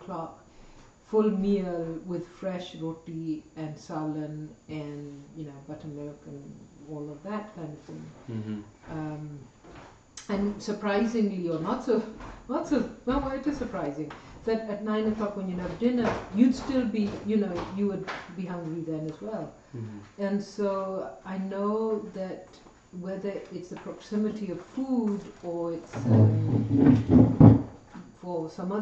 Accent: Pakistan; moved away; growing up in Pakistan

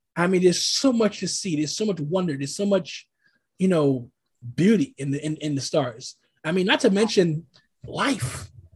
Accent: New York City, New York, United States; now in Oregon, United States; I'm originally from New York City, originally from Brooklyn. I reside currently in the Pacific Northwest in Oregon

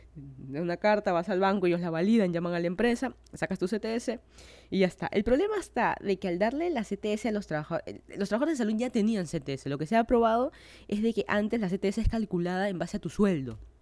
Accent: Lima, Peru; moved away as an adult; now in Miami, United States; yo soy de Lima, Perú. Hace más de un año me mudé a Miami, Florida para hacer mi maestría en FIU.

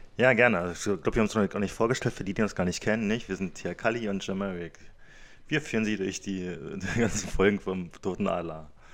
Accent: Cottbus, Brandenburg, Germany; ich, wieder in der Nähe von oder im Großraum Cottbus groß geworden bin

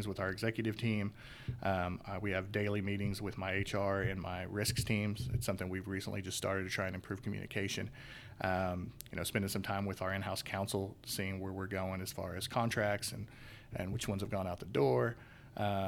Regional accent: Chelsea, Oklahoma, United States; I'm a native Oklahoman. I grew up in Chelsea, Oklahoma, thriving metropolis

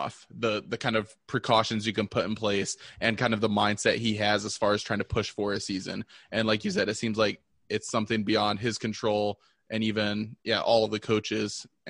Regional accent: Michigan, United States; moved away; I'm from Michigan originally, but yeah, don't live there now.

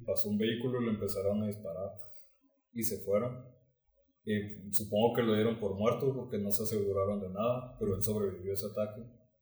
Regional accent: Mexico; no sea originario de aquí

